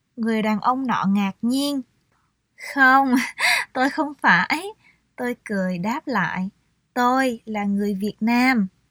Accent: Vietnam; moved away; tôi là người Việt Nam

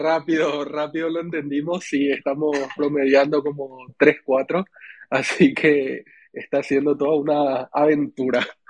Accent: Paraguay; yo soy de Paraguay

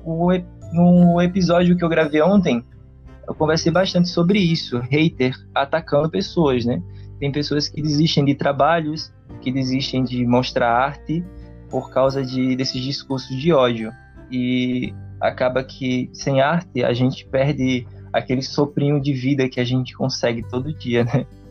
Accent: Northeast Region, Brazil; accent: nordestino; o nosso sotaque

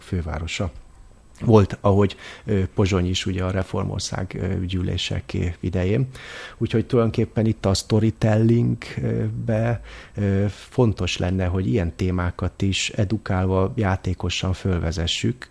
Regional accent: Hungary; now in Vienna, Austria; magyarként Bécsben élve

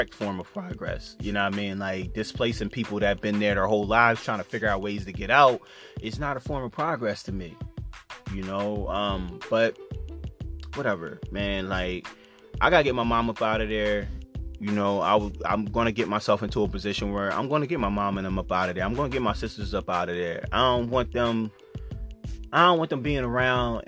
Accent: Chester, Pennsylvania, United States; growing up in Chester

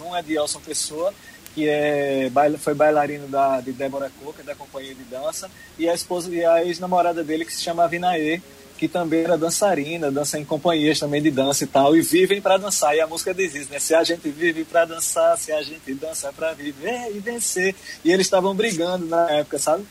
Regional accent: Arcoverde, Pernambuco, Brazil; also born or lived in Olinda; now in Recife, Brazil; nasci em Arco Verde, na terra de Leirinha

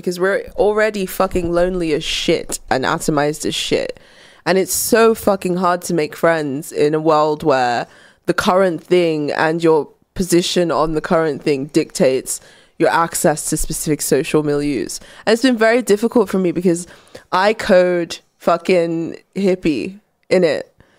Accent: United Kingdom; I'm not going with you fucking weird Americans to my home country to help proselytize. But they were looking at the statistics of the religion in the UK.

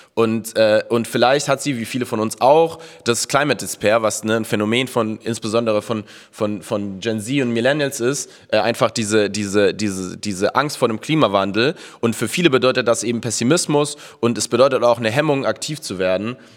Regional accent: Munich, Bavaria, Germany; moved away; in München, wo ich herkomme

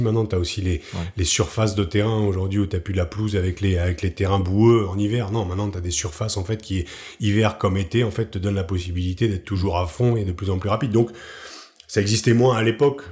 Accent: Picardy, Hauts-de-France, France; moved away as an adult; also born or lived in Paris; je suis un peu cliché du Picard qui débarque à Paris

